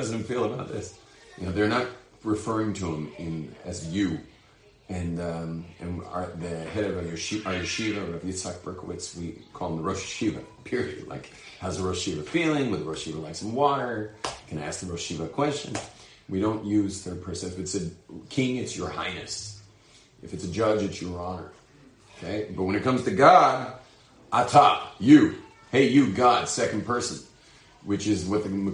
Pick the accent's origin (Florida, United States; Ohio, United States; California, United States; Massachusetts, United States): California, United States; Los Angeles; I'm from Hollywood, but I'm not an actor